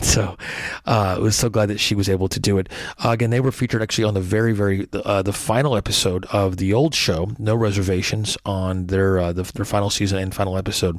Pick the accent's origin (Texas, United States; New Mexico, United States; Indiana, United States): Texas, United States; Fort Worth, Dallas area; moved away as an adult; also born or lived in New York; I grew up in Texas, and actually I'm in Dallas actually right now.